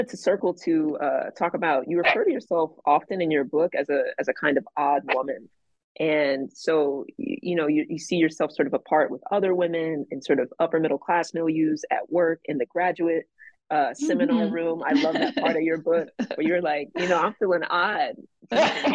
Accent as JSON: {"language": "English", "town": "Atlanta", "region": "Georgia", "country": "United States", "tie": "born or raised there", "said": "I'm from Atlanta"}